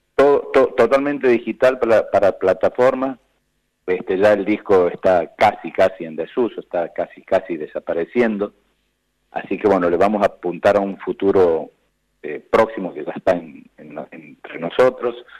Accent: San Luis, Argentina; de dónde venimos, quiénes somos, cómo fue San Luis

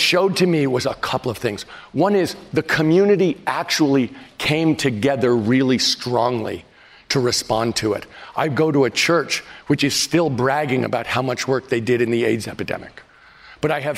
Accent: San Francisco, California, United States; my hometown of San Francisco

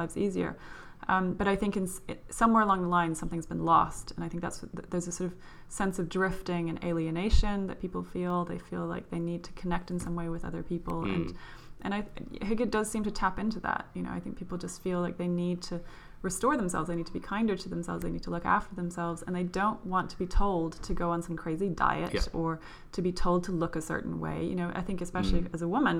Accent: Norway; moved away as an adult; now in London, United Kingdom; when I grew up in Norway.

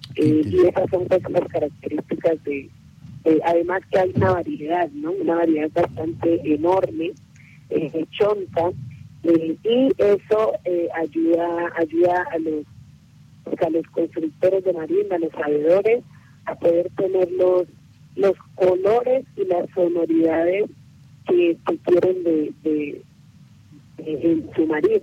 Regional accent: Timbiquí, Cauca, Colombia; moved away; also born or lived in Cali; la institución educativa donde nosotros estudiamos en Timbiquí

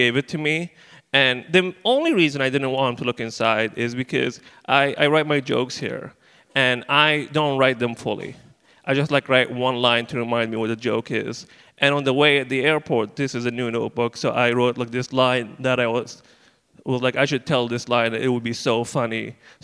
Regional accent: Libya; moved away; I'm originally from Libya

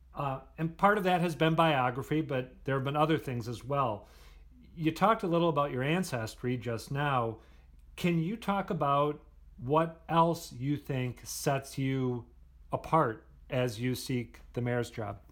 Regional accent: Minnesota, United States; now in Boston, United States; Since I am not from here, since I grew up in Minnesota, not in Massachusetts

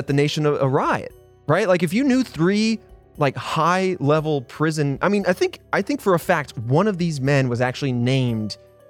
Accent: Indiana, United States; I grew up

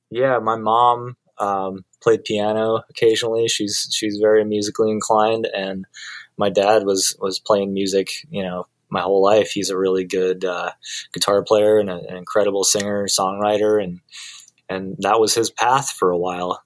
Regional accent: Colorado, United States; moved away as an adult; now in Los Angeles, United States; I did grow up uh, in Colorado. I moved to Los Angeles when I was 25

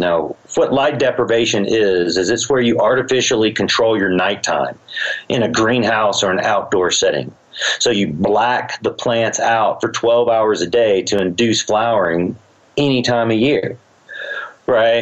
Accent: Georgia, United States; also born or lived in Humboldt County, California / Switzerland; now in Colorado, United States; i was raised in Georgia

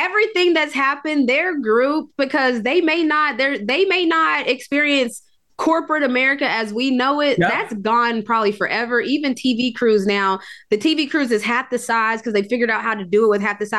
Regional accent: West Virginia, United States; now in Atlanta, United States; I was born and raised in West Virginia. This is home now.

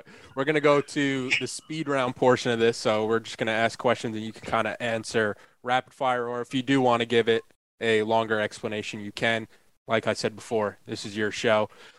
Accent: New York, United States; I'm from New York, man.

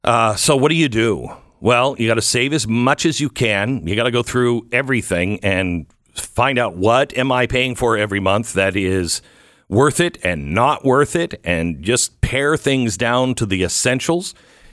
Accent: Texas, United States; So here in my home state of Texas, Patriot Mobile has been involved in a lot of school board meetings

